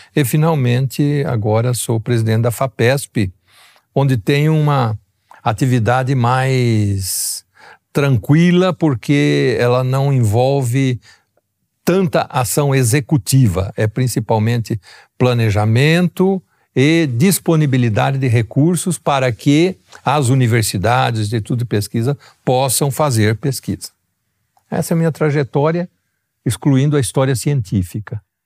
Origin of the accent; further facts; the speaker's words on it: São Paulo, Brazil; also born or lived in Ribeirão Preto; eu vim de uma pequena cidade do interior de São Paulo, onde nós tivemos a vantagem de termos uma educação básica de excelente qualidade